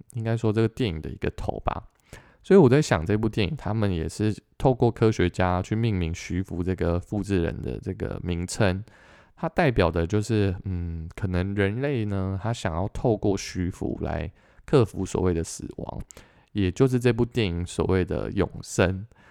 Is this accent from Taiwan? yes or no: yes; Taiwan; 我们台湾这边